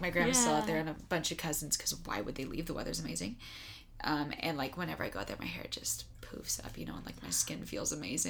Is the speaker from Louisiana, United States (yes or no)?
no; Las Vegas, Nevada, United States; also born or lived in Utah / California; I actually grew up in Vegas.